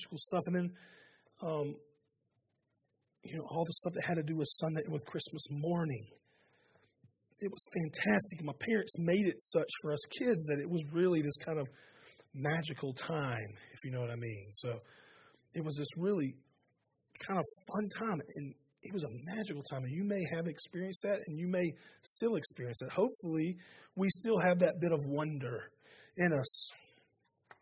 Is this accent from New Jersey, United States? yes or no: no; Spartanburg, South Carolina, United States; I grew up in Spartanburg